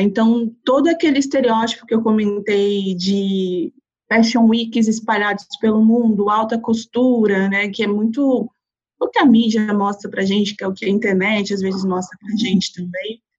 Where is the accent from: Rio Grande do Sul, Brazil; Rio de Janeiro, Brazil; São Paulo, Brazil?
São Paulo, Brazil; São Bernardo do Campo; moved away as an adult; now in São Paulo, Brazil; Eu sou cria do ABC, sou de São Bernardo do Campo, nascida e criada